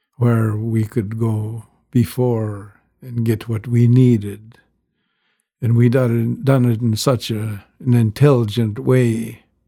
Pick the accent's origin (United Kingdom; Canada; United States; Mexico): Canada; growing up on the rez